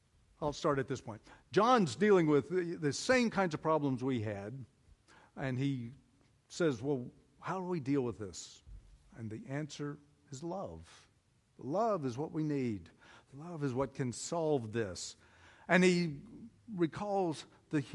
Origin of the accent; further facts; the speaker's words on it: Oklahoma, United States; I'm from Oklahoma